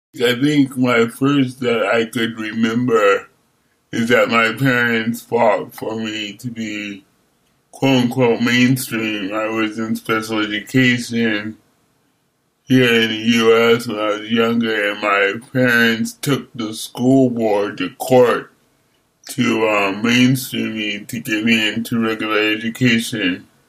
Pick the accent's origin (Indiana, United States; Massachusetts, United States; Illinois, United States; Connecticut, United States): Connecticut, United States; Hartford; moved away as an adult; also born or lived in Buffalo, New York / New York City / Pontiac, Michigan; now in Berkeley, United States; I lived and grew up in Hartford, Connecticut, and um, New York City